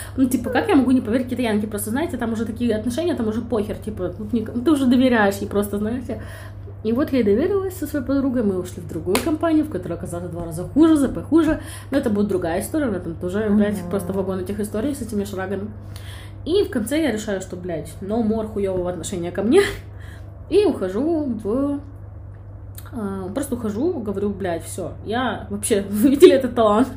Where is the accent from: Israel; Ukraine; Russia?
Ukraine; Kyiv; moved away as an adult; also born or lived in China; now in Dubai, United Arab Emirates; я родом из Киева